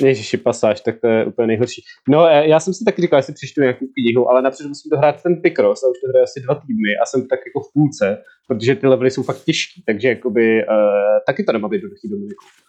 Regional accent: Czechia; Sám jsem strávil dětství na Vesíci

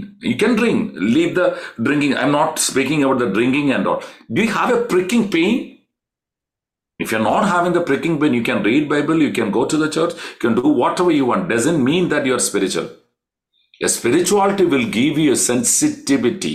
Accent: Kerala, India; We are from Kerala

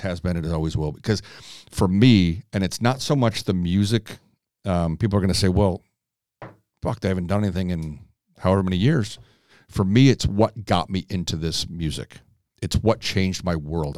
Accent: Chicago, Illinois, United States; being from, born and raised in Chicago

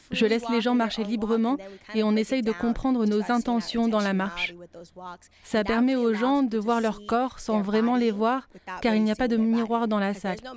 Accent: New York, United States; also born or lived in Lagos, Nigeria; Je suis née à Lagos au Nigeria, mais j'ai grandi à New York dans le Bronx.

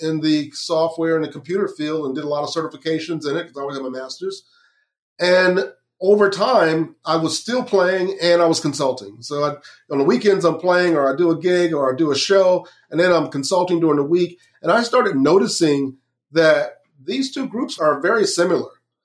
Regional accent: Lakeland, Florida, United States; I grew up in Central Florida in Lakeland

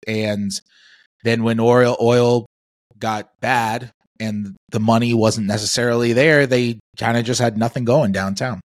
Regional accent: New York City, New York, United States; also born or lived in Oklahoma City; being a New Yorker

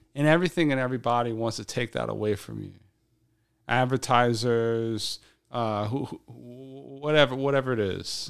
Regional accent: South Louisiana, United States; moved away as an adult; now in Shanghai, China; I'm from South Louisiana.

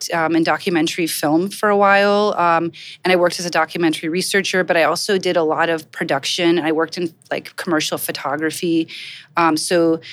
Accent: Kielce, Świętokrzyskie Voivodeship, Poland; also born or lived in Gainesville, Florida, United States; now in New York, United States; So I'm originally from Kielce, Poland. I came here in the early 80s, or I came to Florida.

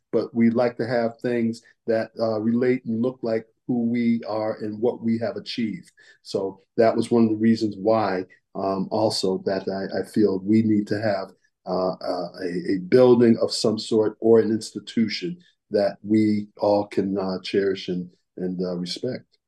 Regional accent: Colchester, Connecticut, United States; Colchester, my hometown where I come from

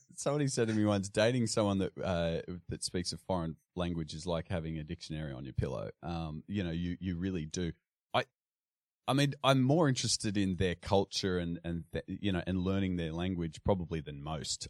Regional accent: Sydney, New South Wales, Australia; I grew up in, uh, western Sydney, in a little place called Carlingford

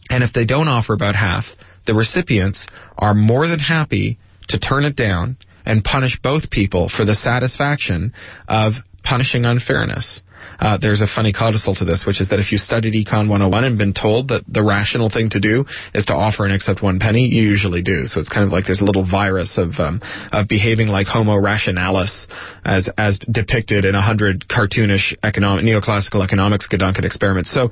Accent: Toronto, Ontario, Canada; I grew up in Canada. I grew up near the Detroit border uh, in Toronto, just two or three hours away

